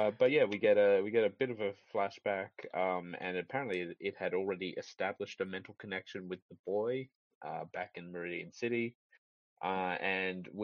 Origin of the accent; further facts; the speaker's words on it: Australia; As an Australian